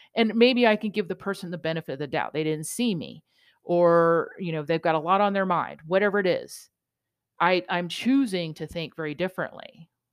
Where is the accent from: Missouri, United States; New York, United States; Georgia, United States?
New York, United States; being a New Yorker